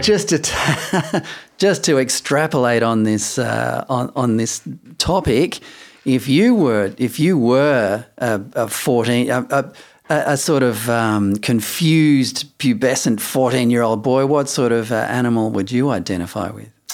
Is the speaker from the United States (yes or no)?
no; Perth, Western Australia, Australia; moved away as an adult; also born or lived in Adelaide; I'd only just arrived in Adelaide 'cause I grew up in Perth.